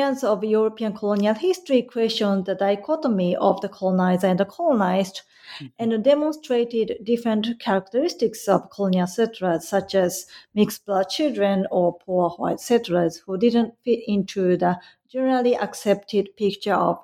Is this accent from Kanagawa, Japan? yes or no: yes; greater Tokyo, Kawasaki and Yokohama City, Kanagawa, Japan; moved away as an adult; now in Kobe, Japan; I currently live in Kobe, Japan, but I was raised in a part of the greater Tokyo, Kawasaki and Yokohama City.